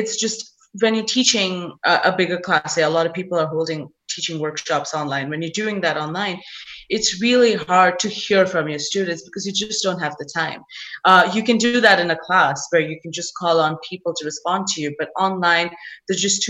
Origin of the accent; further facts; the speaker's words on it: India; now in United States; as an Indian who's come from India